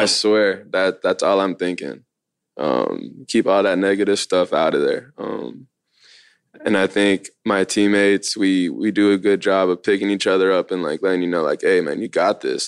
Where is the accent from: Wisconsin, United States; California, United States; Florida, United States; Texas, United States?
California, United States; Long Beach; also born or lived in Lakewood, California; Born in Long Beach, and then once I was, like, eight or nine, moved to Lakewood, which is right around the corner.